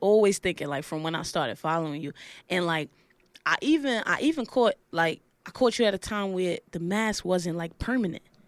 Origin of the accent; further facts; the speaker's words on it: New York City, New York, United States; also born or lived in Laurinburg, North Carolina; I'm from Brooklyn